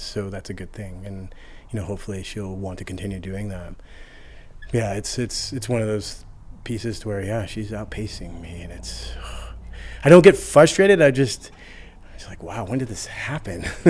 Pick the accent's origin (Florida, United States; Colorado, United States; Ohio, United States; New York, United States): Colorado, United States; Aurora; also born or lived in Chicago; now in Denver, United States; I am from Colorado. I grew up out in southeast Denver, Aurora area.